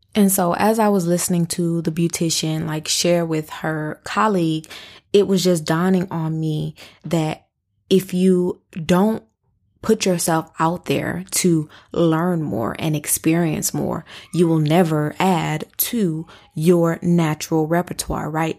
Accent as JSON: {"language": "English", "town": "Flint", "region": "Michigan", "country": "United States", "moved": "yes", "said": "I am from Flint, Michigan. All of our families live in Flint, Michigan"}